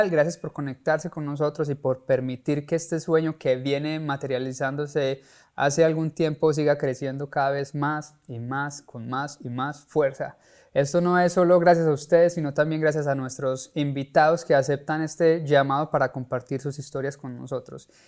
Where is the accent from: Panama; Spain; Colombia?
Colombia; soy colombiano, crecí, como lo dije, viendo padres e hijos por muchísimos años